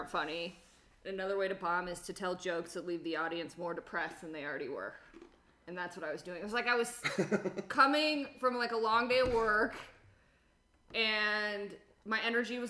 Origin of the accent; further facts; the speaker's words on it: Omaha, Nebraska, United States; now in Denver, United States; Omaha, originally, but I've been in Denver. I've been in Colorado like 20 years